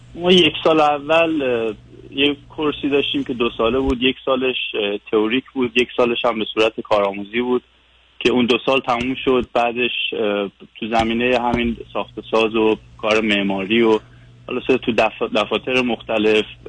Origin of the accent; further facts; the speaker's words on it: Iran; moved away as an adult; now in Vancouver, Canada; از ونکوور تماس میگیرم 5 ساله که از ایران اومدم ونکوور